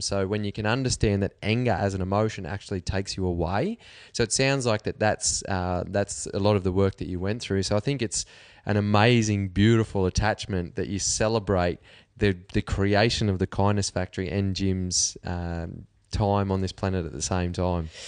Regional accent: Cobar, New South Wales, Australia; I'm from Cobar.

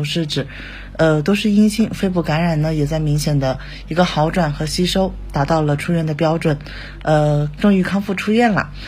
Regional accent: Huanggang, Hubei, China; 我是一名来自湖北省黄冈市蕲春县的一名新冠肺炎治愈患者。

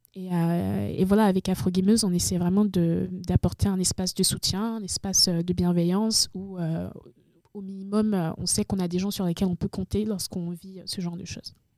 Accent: Benin; also born or lived in Togo; now in France; je suis née au Togo et ensuite mes parents sont allés au Bénin. et c'est au Bénin, en fait, que j'ai découvert le jeu vidéo

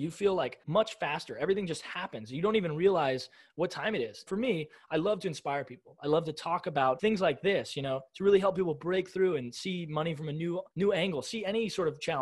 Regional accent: United States; I was born in America in 1998, but in the 21st century is where I live, right? In America

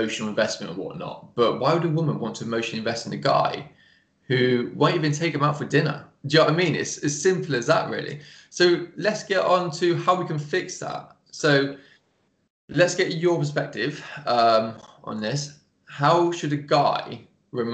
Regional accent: England, United Kingdom; accent: English; my English accent

